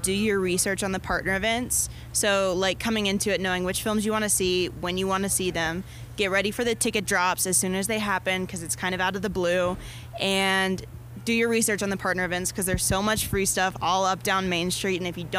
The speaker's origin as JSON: {"language": "English", "town": "Nashville", "region": "Tennessee", "country": "United States", "said": "I'm from Nashville originally, so flew into Salt Lake, took the shuttle up here. I've been here since last Monday."}